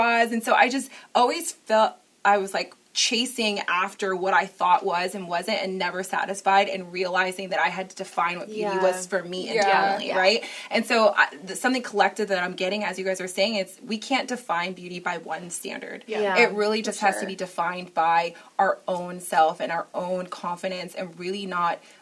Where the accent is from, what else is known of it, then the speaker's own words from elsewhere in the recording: New York, United States; growing up in New York, and also, too, like, I'm half Puerto Rican